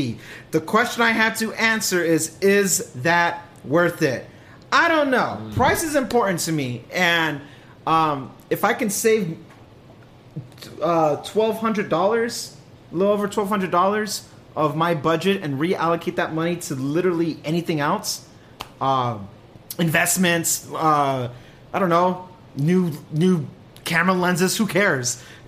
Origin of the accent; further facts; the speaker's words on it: California, United States; Even though I'm not home, I'm a Californian. I'm a chill dude.